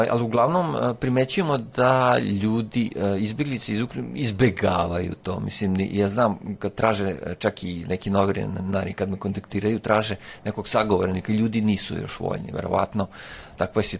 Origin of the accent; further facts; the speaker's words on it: Serbia; radimo baš kod nas u Srbiji